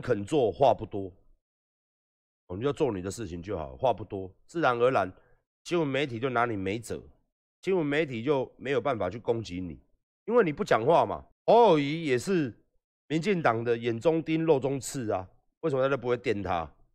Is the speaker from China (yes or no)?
no; Taiwan; 我们年轻人，台湾的年轻一辈